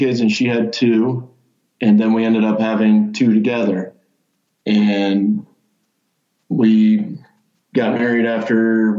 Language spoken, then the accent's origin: English; Ohio, United States; I'm from Ohio.